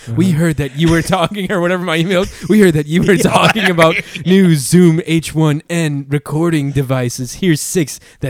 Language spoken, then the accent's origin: English; San Francisco, California, United States; I'm from San Francisco.